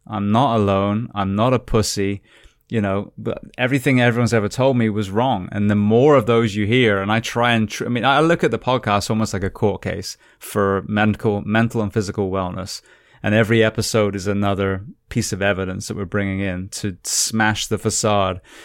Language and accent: English; United Kingdom; moved away as an adult; now in United States; being British, but I've been in America, I think, twenty years now